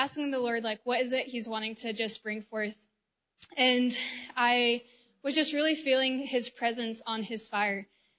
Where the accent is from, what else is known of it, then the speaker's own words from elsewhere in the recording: Georgia, United States; I am from the United States, from the state of Georgia